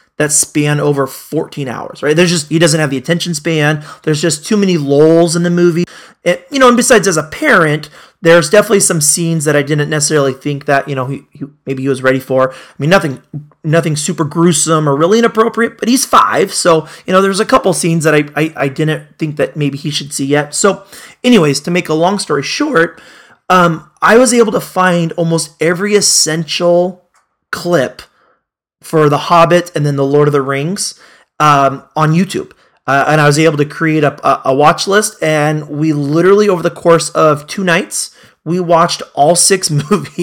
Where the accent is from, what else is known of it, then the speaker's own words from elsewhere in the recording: Corvallis, Oregon, United States; moved away; I'm from Corvallis